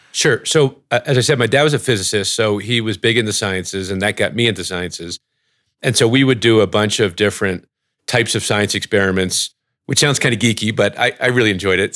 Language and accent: English; New Jersey, United States; also born or lived in Ithaca, New York / Oxford, United Kingdom; I grew up in New Jersey